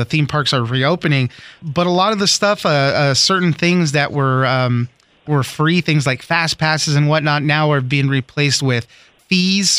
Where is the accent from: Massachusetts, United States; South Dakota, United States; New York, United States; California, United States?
California, United States; Southern; I grew up in Southern California